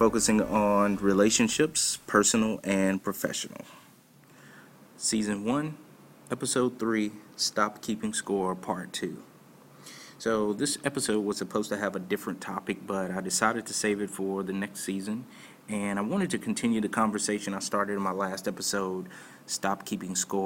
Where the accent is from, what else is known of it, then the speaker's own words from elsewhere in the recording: Martinsville, Virginia, United States; my hometown of Martinsville, Virginia